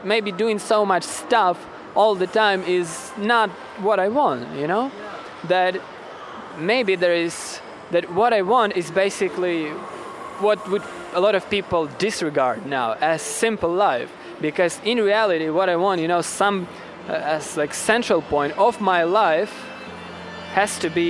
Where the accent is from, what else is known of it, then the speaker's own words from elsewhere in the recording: Russia; English is a second language; yeah, I grew up, I was born in Russia. My father was Russian, and my mother is Ukrainian.